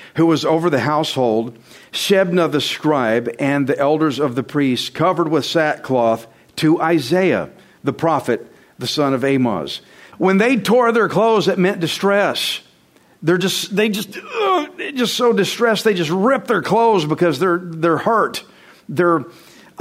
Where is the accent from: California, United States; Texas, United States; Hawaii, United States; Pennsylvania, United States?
Texas, United States; I'm Texan